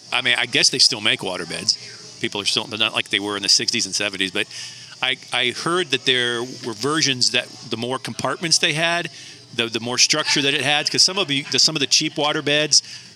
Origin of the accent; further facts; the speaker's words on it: Farmington Hills, Michigan, United States; growing up in Farmington Hills, just outside Detroit as a kid in the 70s